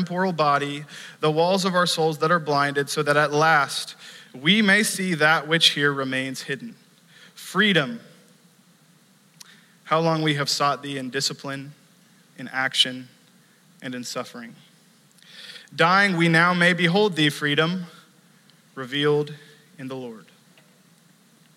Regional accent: United States; growing up in the United States

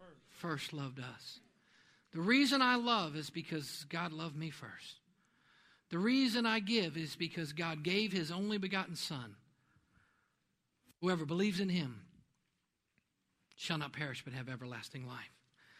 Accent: New York, United States; born there; I didn't come from the right place. I was born up in New York. I'm not from Oklahoma.

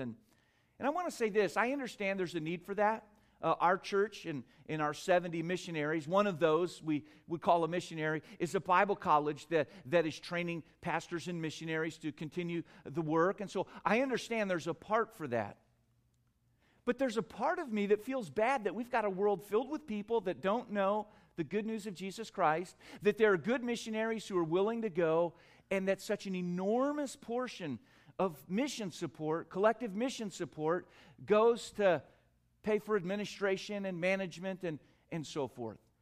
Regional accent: United States; I'm from America.

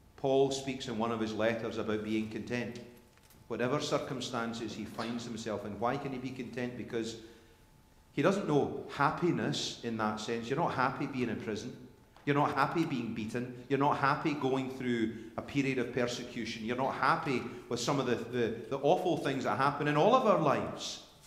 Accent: Scotland, United Kingdom; when I was growing up in Sunday school and in, in, in, in, church in Scotland

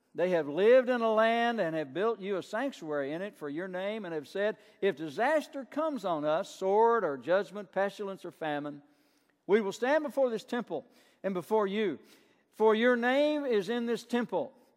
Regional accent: Burnside, Kentucky, United States; I grew up in Burnside, Kentucky, a little town south of Somerset

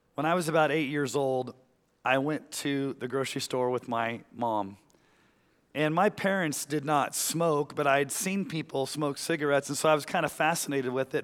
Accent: Texas, United States; when I was growing up in Texas

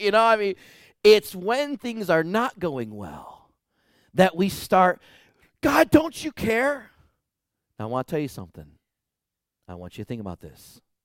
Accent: United States; us American Christians

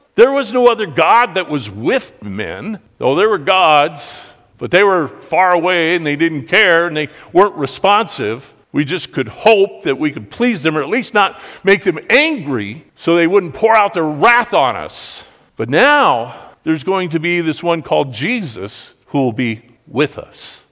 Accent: United States; we grew up here in America.

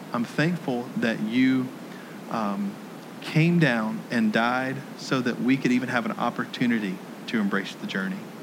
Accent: Jackson, Tennessee, United States; moved away; my hometown of Jackson, Tennessee

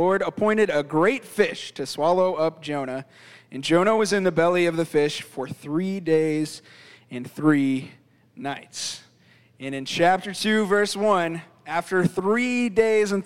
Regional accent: Florida, United States; now in Virginia, United States; I grew up in Florida, so I'm somewhat of an avid fisherman

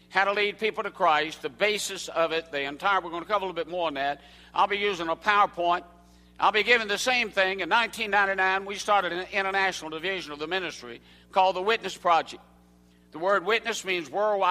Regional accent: Southern United States, United States; accent: Southern; first language English; The only language I know is Southern English

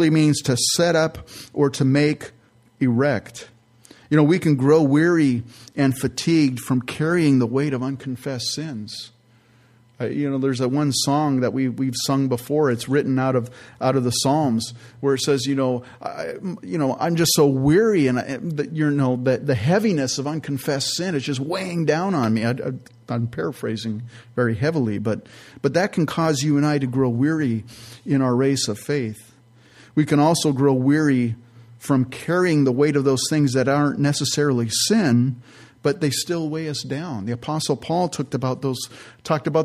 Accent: San Jose, California, United States; I grew up in California in the San Francisco Bay Area, San Jose to be specific

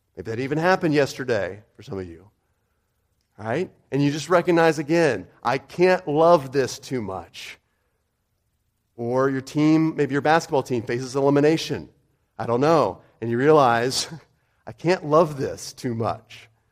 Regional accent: United States; I'm American

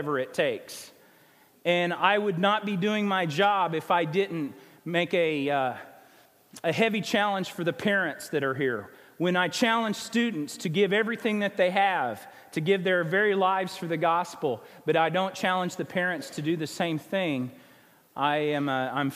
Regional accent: Springfield, Missouri, United States; now in Arkansas, United States; whether I'm in Arkansas, where my home is, my hometown of Springfield, Missouri

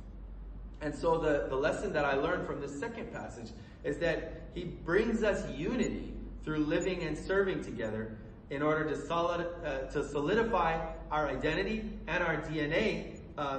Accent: Colorado, United States; moved away as an adult; also born or lived in Lebanon; now in Beirut, Lebanon; I grew up in Colorado

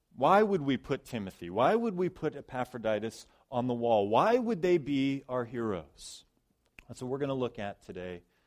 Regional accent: Ohio, United States; moved away; I grew up in Ohio mostly

